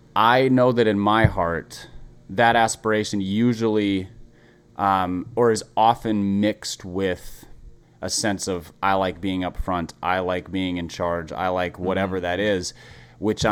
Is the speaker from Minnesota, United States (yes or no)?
yes; Minneapolis, Minnesota, United States; I grew up in Minneapolis